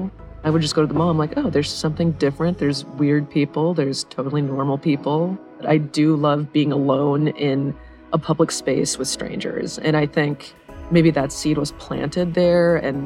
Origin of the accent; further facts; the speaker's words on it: Minnesota, United States; born there; I was born in Minnesota.